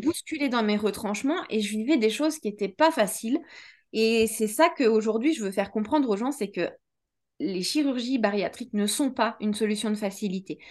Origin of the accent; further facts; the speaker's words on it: France; also born or lived in Switzerland; J'avais 10 ans et j'ai suivi ma mère en France. Donc, du coup, j'ai, recommencé euh, un bout de ma vie en France